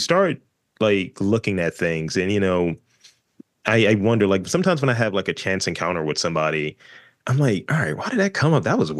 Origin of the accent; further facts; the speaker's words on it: Baltimore, Maryland, United States; I'm just from East Baltimore.